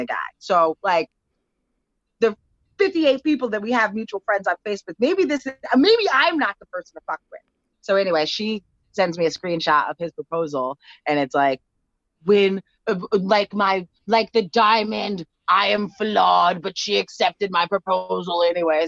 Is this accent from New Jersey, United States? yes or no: yes; New Jersey, United States; I'm from Jersey, a stone's throw away from the city.